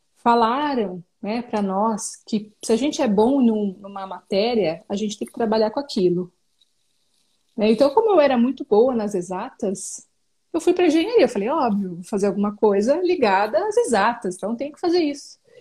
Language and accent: Portuguese; São Paulo, Brazil; now in Jundiaí, Brazil; Sou natural de São Paulo e moro atualmente na cidade de Jundiaí.